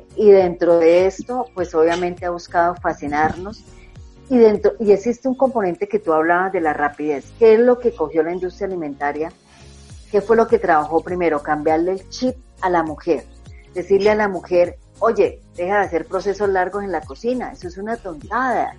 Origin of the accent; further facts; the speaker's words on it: Colombia; como decimos acá en Colombia